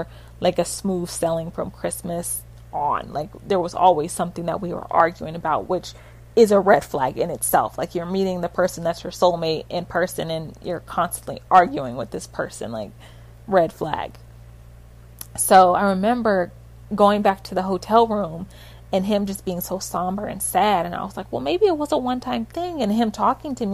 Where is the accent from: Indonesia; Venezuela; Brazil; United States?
United States; West Coast; moved away as an adult; now in Florida, United States; we're both from the West Coast